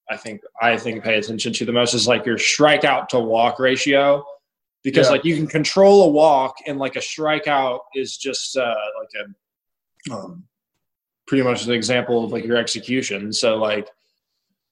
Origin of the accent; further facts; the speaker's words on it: San Antonio, Texas, United States; I'm from San Antonio. I'm not only from California.